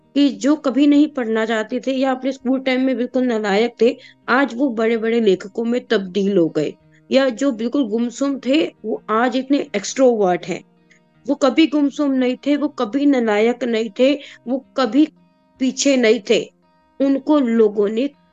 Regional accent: Delhi, India; दिल्ली के जो लोग स्पेशली हैं उनकी कोई भाषा नहीं है हमारी कोई लैंग्वेज नहीं है

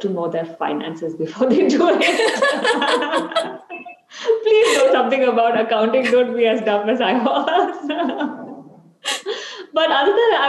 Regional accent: Mumbai, Maharashtra, India; now in Bangalore, India; I grew up in Bombay, and whenever I visit my family in Bombay

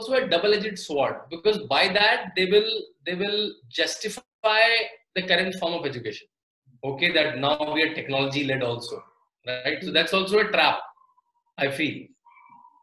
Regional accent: Rishikesh, Uttarakhand, India; I'm born and brought up in Rishikesh, a very spiritual, dharmic place

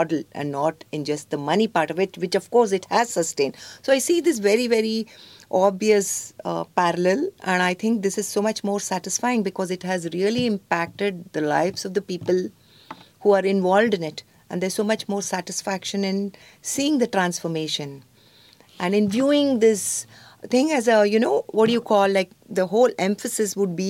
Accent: Bangalore, Karnataka, India; especially because I come from Bangalore

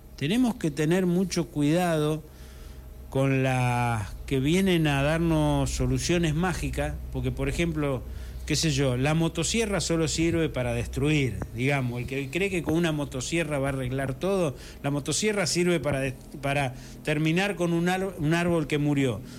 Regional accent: Cañada de Gómez, Santa Fe, Argentina; also born or lived in Correa; yo mm, soy de Cañada de Gómez, pero un poco también de Correa, porque yo me crié hasta los 19 años en un campo que estaba justo, que mi papá alquilaba ahí, eh, justo entre Cañada de Gómez y Correa

